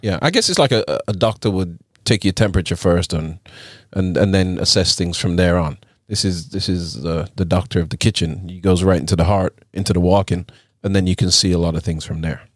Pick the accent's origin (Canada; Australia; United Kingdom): United Kingdom; England; now in United States; growing up in England